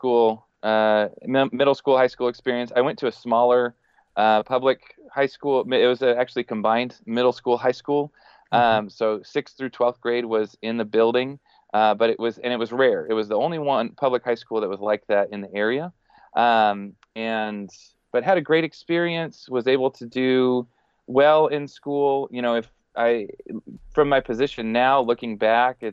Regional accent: Denver, Colorado, United States; moved away as an adult; also born or lived in Texas / Hong Kong; now in Fort Worth, United States; I grew up in Denver, Colorado. And was through high school, was in Colorado

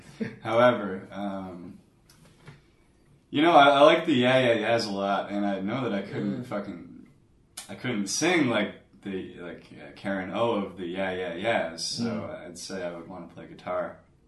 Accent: Ontario, Canada; Canada. {S6} Canada. {S5} Middle of Canada. {S6} So that would be {S5} Close to Toronto, closer to the border with New York State. Yeah, I'm practically American.

